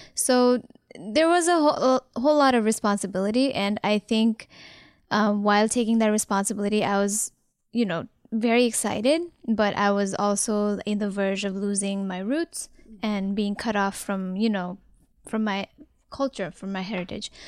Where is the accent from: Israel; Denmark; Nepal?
Nepal; moved away as an adult; now in United States; I was also born and raised in Nepal